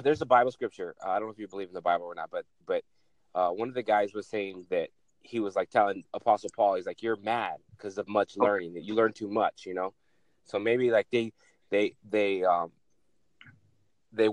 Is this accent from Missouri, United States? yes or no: no; Arizona, United States; I'm from Arizona